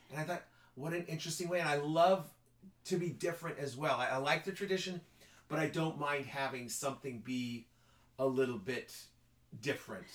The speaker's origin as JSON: {"language": "English", "town": "Ridgecrest", "region": "California", "country": "United States", "tie": "born or raised there", "said": "lived in Ridgecrest most of my life"}